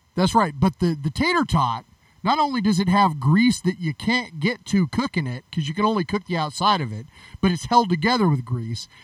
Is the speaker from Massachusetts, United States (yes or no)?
no; California, United States; I grew up in California